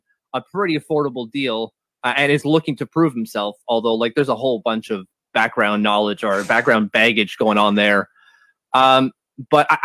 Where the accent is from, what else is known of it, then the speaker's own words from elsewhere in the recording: Ottawa, Ontario, Canada; I am born and raised in French Canadian Ottawa